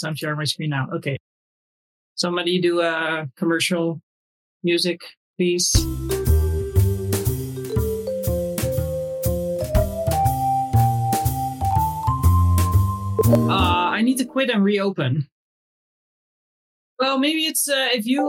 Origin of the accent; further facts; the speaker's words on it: Netherlands; also born or lived in Indonesia (family ancestry); I'm from Holland